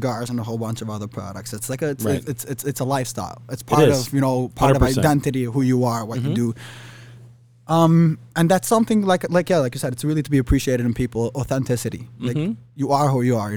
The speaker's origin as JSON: {"language": "English", "town": "New York City", "region": "New York", "country": "United States", "tie": "born or raised there", "first_language": "Yiddish", "second_language": "English", "moved": "yes", "lives_now": "Arizona, United States", "said": "I was born and raised in Borough Park"}